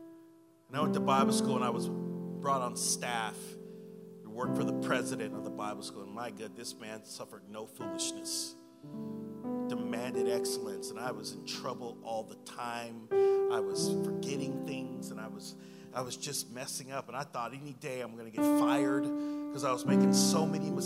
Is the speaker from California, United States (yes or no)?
yes; Sacramento, California, United States; I'm from here. I'm a guy from Power End over here.